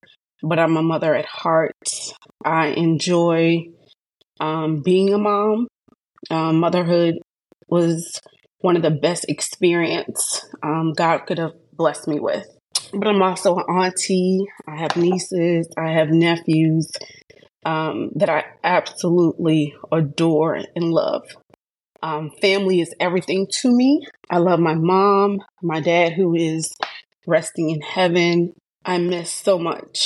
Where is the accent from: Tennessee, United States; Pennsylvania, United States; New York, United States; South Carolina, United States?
South Carolina, United States; Hilton Head Island; also born or lived in Charleston, South Carolina; I'm originally from Charleston, South Carolina, but I grew up in Hilton Head